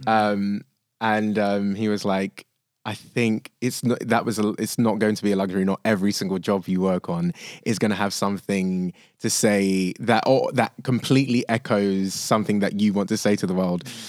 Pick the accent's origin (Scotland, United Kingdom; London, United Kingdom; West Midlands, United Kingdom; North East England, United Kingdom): London, United Kingdom; I think of myself as lucky, but lucky enough to grow up in London